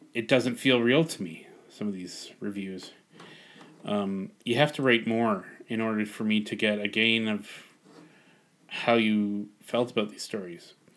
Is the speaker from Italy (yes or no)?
no; Canada; I'm Canadian first and foremost.